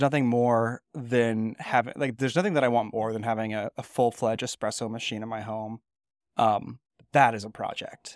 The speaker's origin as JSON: {"language": "English", "town": "Napa", "region": "California", "country": "United States", "tie": "born or raised there", "said": "Napa, California, my hometown"}